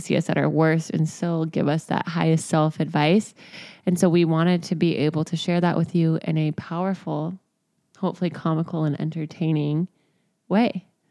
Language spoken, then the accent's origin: English; Texas, United States; now in Venice, Los Angeles, United States; I grew up in Texas